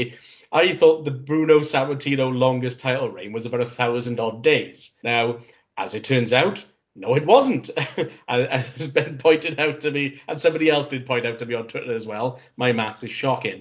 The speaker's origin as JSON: {"language": "English", "town": "Cardiff", "region": "Wales", "country": "United Kingdom", "tie": "born or raised there", "said": "my hometown of Cardiff"}